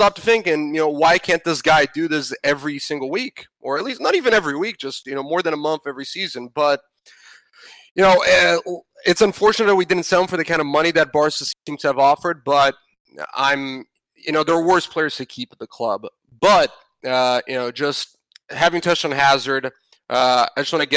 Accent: Brazil; my home country

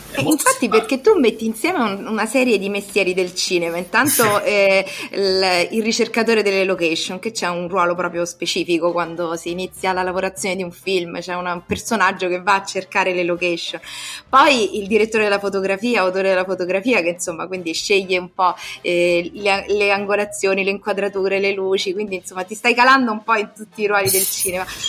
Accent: Rome, Lazio, Italy; per noi, soprattutto romani

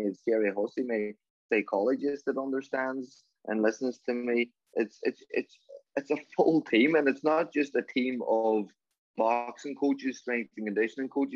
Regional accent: Donegal, Ulster, Ireland; also born or lived in Los Angeles, United States; I was a young lad from Donegal heading out to Hollywood and in Los Angeles

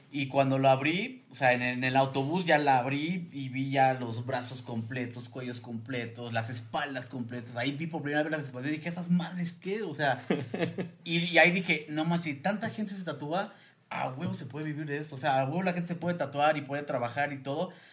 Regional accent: Yucatán, Mexico; moved away as an adult; also born or lived in Mérida; now in Mexico City, Mexico; Soy yucateco, soy yucateco de coraza. Pero ya viviendo aquí tengo unos seis años.

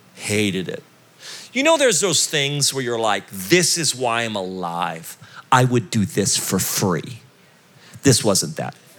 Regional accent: United States; as an American

